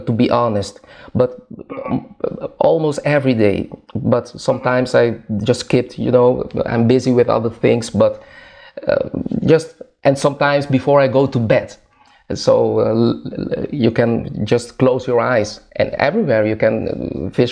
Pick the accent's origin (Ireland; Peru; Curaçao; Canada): Curaçao; moved away as an adult; now in Netherlands; I was born in Curaçao, that's a small island in the Caribbean, close to Venezuela, South America